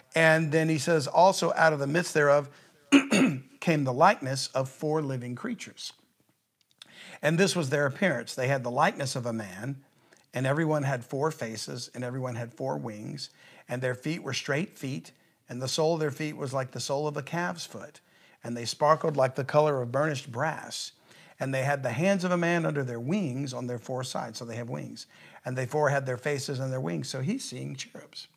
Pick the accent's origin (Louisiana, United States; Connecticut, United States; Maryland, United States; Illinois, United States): Louisiana, United States; South; I'm from the South